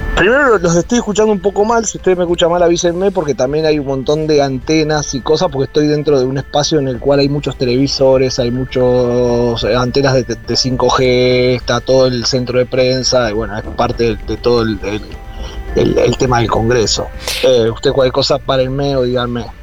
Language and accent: Spanish; Argentina; soy el cuarto argentino en entrar o el quinto argentino en entrar